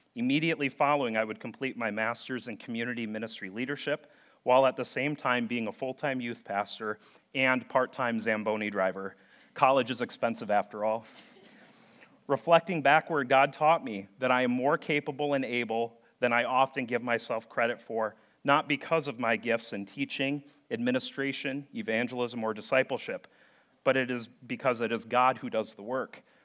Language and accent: English; St. Paul, Minnesota, United States; growing up in St. Paul, Minnesota